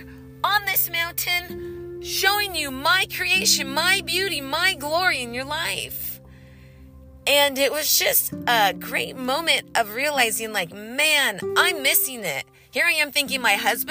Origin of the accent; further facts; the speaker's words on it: California, United States; moved away; I grew up riding dirt bikes in the desert growing up in California